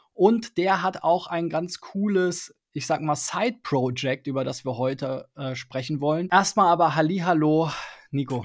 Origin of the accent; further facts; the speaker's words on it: Berlin, Germany; ich bin ja in Spandau aufgewachsen